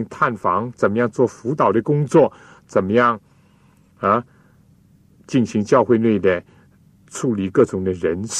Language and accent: Chinese; China; 所以，我们中国人呢，就喜欢中庸，就所谓不左不右，或者说呢，不偏不倚